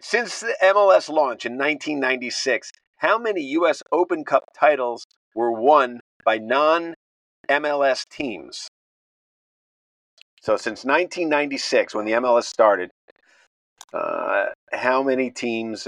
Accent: Connecticut, United States; I grew up in Connecticut

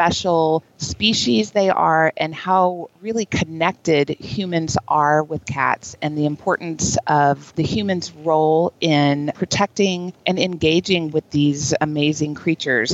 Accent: Texas, United States; I lived in Texas. I grew up in Texas

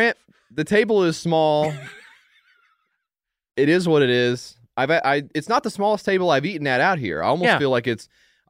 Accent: Jamaica; moved away; I grew up in Jamaica

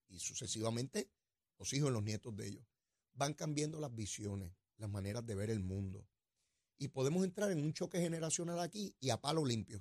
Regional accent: Puerto Rico; nuestros hermanos y hermanas puertorriqueñas

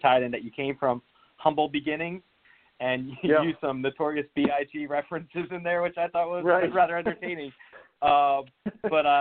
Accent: Northern New Jersey, United States; I'm from Northern New Jersey myself

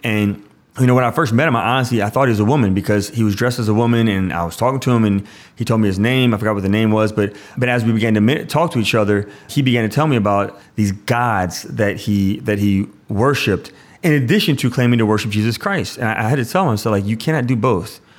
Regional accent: Louisiana, United States; I'm from Louisiana

